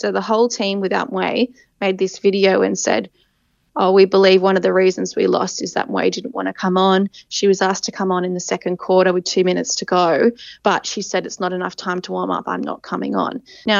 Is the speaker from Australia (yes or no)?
yes; Australia; And I think as Australian fans, people think, well, that's great for us that Nowacki's out.